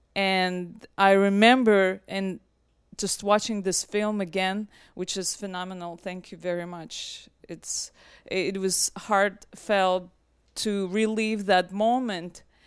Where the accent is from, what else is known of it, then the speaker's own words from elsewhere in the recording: Russia; now in United States; I'm originally from Russia